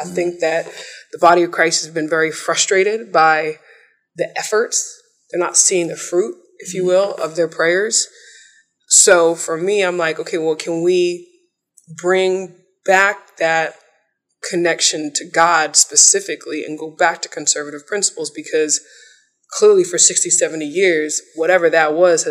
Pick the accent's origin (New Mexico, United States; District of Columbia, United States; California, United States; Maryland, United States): District of Columbia, United States; Washington; also born or lived in New York; I'm a D.C. native